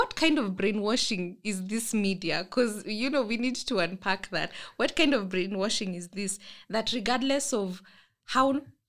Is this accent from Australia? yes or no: no; Kenya; That as a Kenyan, walking into a Kenyan bookstore, you're shocked.